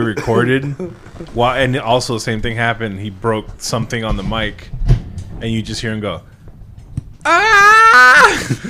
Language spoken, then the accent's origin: English; Miami, Florida, United States; also born or lived in Venezuela; I grew up in Miami with Cuban family